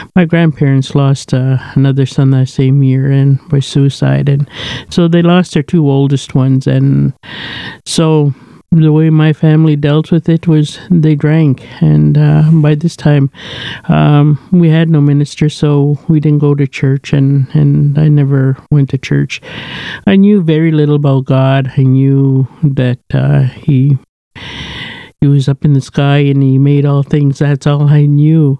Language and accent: English; Kamsack, Saskatchewan, Canada; moved away; I was born and raised in Saskatchewan, a place called Kamsack, raised on a native reserve called the Cote Reserve